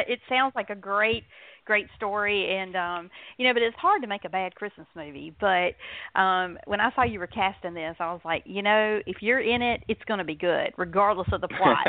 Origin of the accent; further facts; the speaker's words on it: the South, Southern United States, United States; I'm a Southerner